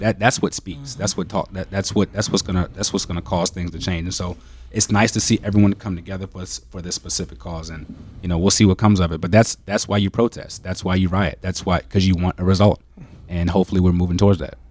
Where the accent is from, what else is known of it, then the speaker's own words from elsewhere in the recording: DC/Baltimore area, Maryland, United States; moved away as an adult; also born or lived in Indiana; now in Green Bay, United States; I'm originally from Maryland, um, the D C, Baltimore area.